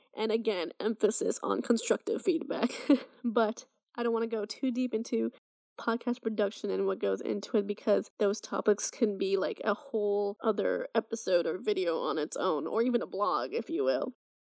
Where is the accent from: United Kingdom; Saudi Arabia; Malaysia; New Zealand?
Saudi Arabia; And it's probably due to the fact that I was raised in Saudi and went to international American schools all my life.